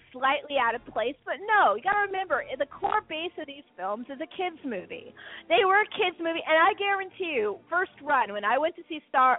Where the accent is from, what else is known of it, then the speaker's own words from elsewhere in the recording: San Francisco, California, United States; now in Virginia, United States; Muir Woods, which is where I grew up in San Francisco Bay Area.